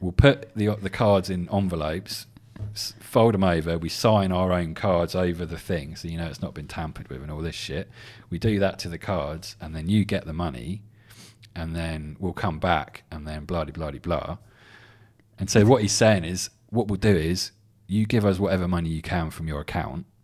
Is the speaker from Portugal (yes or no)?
no; England, United Kingdom; I'm English